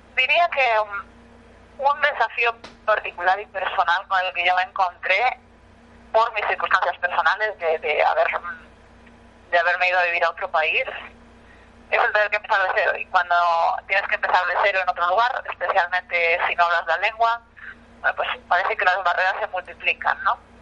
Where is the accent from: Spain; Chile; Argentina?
Spain; moved away as an adult; now in New York, United States; soy de Nueva York, yo soy española, ya quien me esté escuchando seguro que mi acento lo ha detectado inmediatamente